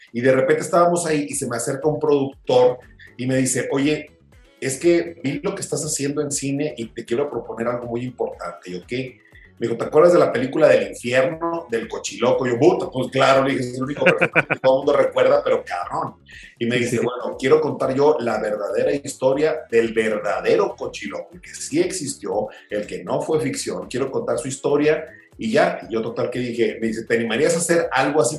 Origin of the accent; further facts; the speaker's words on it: Hermosillo, Sonora, Mexico; yo que crecí en Sonora